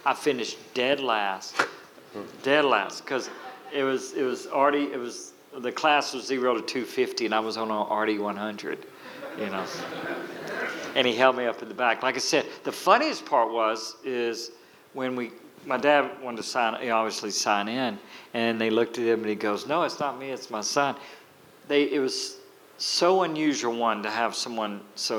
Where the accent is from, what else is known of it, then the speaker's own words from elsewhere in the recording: Louisiana, United States; moved away as an adult; also born or lived in Las Vegas, Nevada; I moved from Louisiana in the mid-90s to start my school in Las Vegas